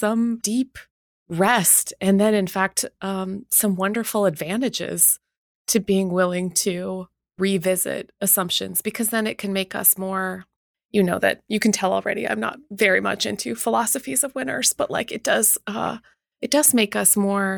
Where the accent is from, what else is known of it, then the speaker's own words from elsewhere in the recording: Winnipeg, Manitoba, Canada; also born or lived in England; I grew up in Winnipeg